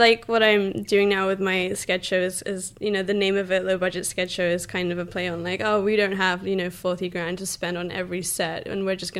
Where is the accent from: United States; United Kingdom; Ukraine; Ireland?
United Kingdom; England; Yeah, well, growing up in England, we didn't have SNL, obviously